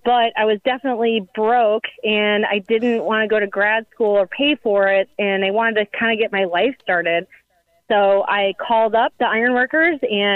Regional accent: Joliet, Illinois, United States; moved away as an adult; now in St. Louis, United States; I'm originally from Joliet, Illinois, which is south suburbs of Chicago

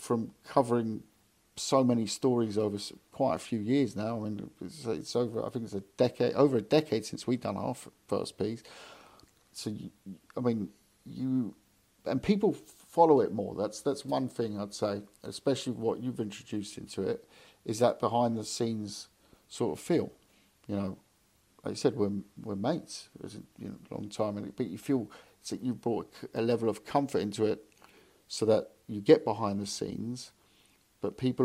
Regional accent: London, United Kingdom; moved away; also born or lived in Hamburg; I moved to London 2 years ago now. Back to London. I'm from London

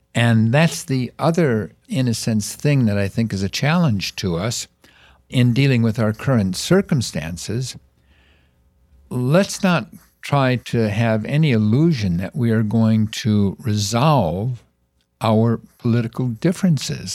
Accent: Chicago, Illinois, United States; I was born in Chicago

